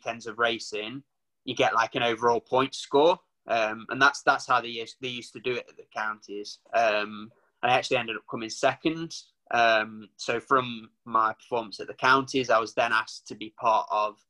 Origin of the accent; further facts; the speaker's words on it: Nottinghamshire, East Midlands, United Kingdom; I'm from Nottinghamshire.